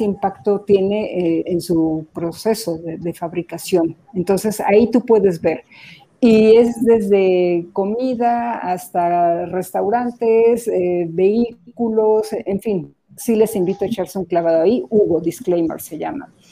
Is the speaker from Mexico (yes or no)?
yes; Mexico; como mexicanos